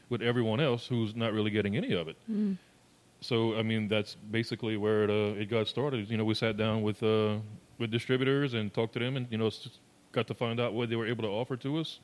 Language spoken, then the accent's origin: English; Lower Lafourche Parish, Louisiana, United States; I'm from Lower Lafourche Parish